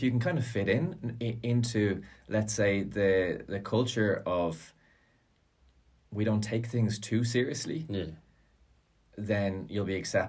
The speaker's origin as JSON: {"language": "English", "country": "Ireland", "said": "and I'm Irish"}